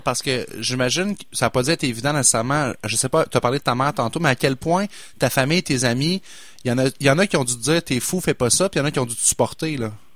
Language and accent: French; Quebec City, Quebec, Canada; je suis de Québec, fait que je l'ai, je l'ai vu grandir, le cinéma IMAX